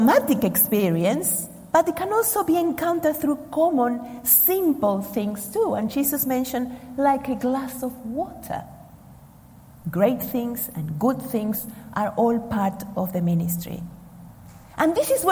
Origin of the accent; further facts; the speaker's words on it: Argentina; moved away; I come from Argentina